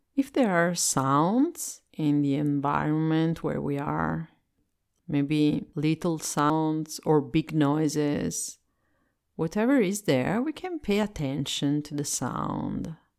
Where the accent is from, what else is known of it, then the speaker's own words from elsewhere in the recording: Italy; English is a second language; I'm Italian and I speak English as a second language